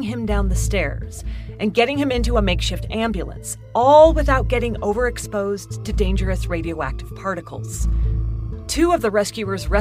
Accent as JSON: {"language": "English", "town": "Idaho Falls", "region": "Idaho", "country": "United States", "tie": "born or raised there", "said": "my hometown, Idaho Falls"}